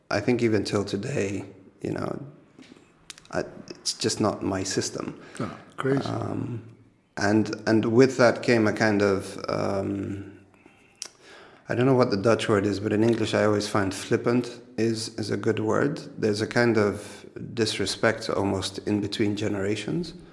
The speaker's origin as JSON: {"language": "English", "country": "Kenya", "lives_now": "Netherlands", "said": "I realized that for me it was like I came from Kenya and then worlds apart."}